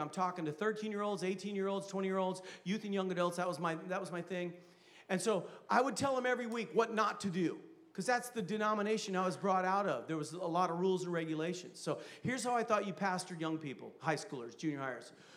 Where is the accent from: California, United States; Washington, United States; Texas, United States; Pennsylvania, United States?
California, United States; Vacaville; I'm from Vacaville